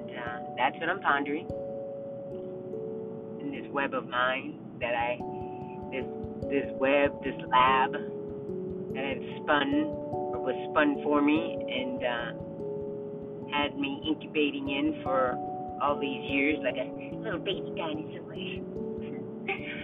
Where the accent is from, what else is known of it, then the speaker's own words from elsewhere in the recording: Kansas, United States; moved away; I grew up in Kansas